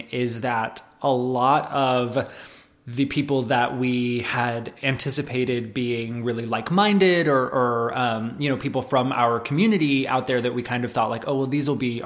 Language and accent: English; Tucson, Arizona, United States; moved away as an adult; also born or lived in Santa Clara, California / Los Angeles / Nashville; I grew up here in Tucson, and then when I was 18, I moved to California for college